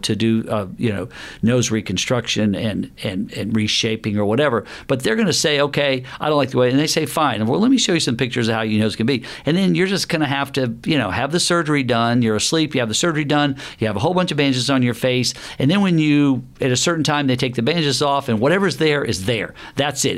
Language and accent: English; the South, United States; I grew up in the South